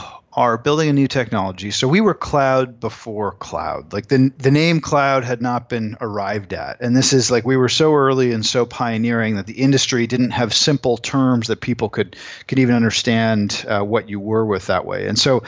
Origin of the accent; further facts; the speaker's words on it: Canada; As a Canadian, everyone wants to tear him down.